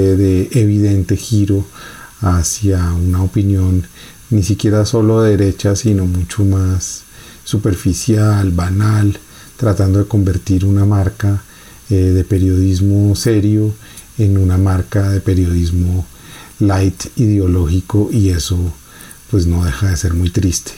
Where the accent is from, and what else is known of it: Colombia